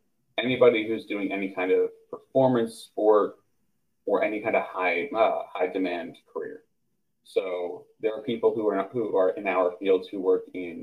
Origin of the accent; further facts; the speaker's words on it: suburbs of New York City, United States; moved away as an adult; now in Georgia, United States; in the suburbs of New York City